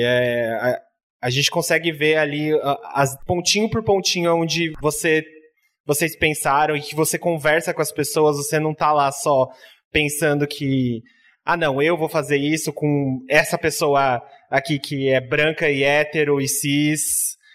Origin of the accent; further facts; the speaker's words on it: São Paulo, Brazil; Eu tenho, eu tenho família lá no Campo Limpo, eu, eu cresci, a, parte da minha infância inteira lá